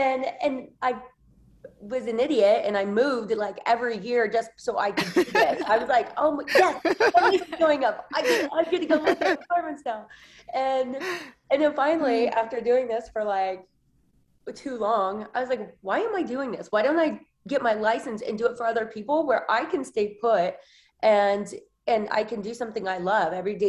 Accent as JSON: {"language": "English", "region": "Indiana", "country": "United States", "tie": "born or raised there", "also_born_or_lived": "New York", "moved": "as an adult", "lives_now": "Los Angeles, United States", "said": "Well, I grew up in Indiana. So a Midwest girl."}